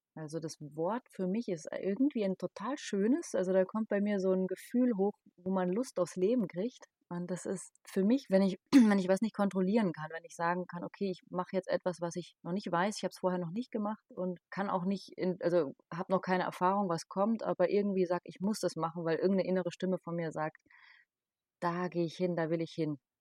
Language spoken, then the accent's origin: German; Darmstadt, Hesse, Germany; ich komme aus Darmstadt